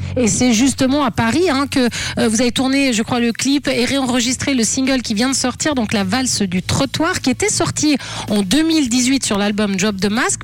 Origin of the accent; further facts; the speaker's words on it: Italy; moved away; je suis italienne